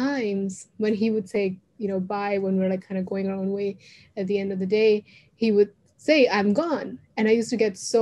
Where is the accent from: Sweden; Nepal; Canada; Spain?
Canada; also born or lived in India; I was born in India, then I moved to Canada when I was about 8 years old